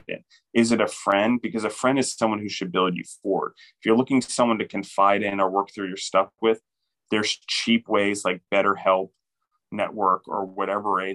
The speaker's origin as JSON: {"language": "English", "country": "United States", "said": "particularly as Americans"}